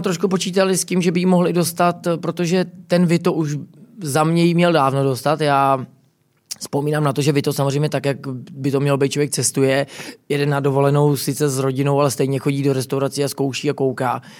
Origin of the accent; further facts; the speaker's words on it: Prague, Czechia; já jsem jako hrdý, že jsem jako, uh, jako Čech a Pražák